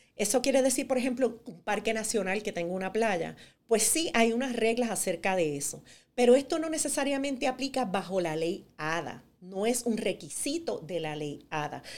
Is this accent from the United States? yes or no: yes; New Jersey, United States; en Nueva Jersey, de donde yo vengo